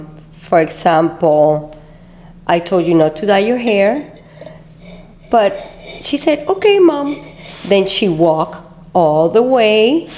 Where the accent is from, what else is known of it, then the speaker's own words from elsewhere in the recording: Puerto Rico; moved away as an adult; also born or lived in Cuba (parents); now in Miami, United States; I was born here in Miami. My parents were Cuban, but I was raised in Puerto Rico, and then I came back to Miami around 1994.